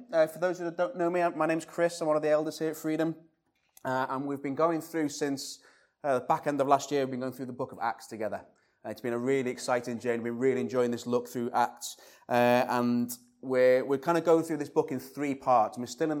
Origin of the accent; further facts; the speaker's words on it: Liverpool, North West England, United Kingdom; I'm going to struggle a little bit this morning because I'm a Scouser, and every Stephen I've ever known in my life has been Stee.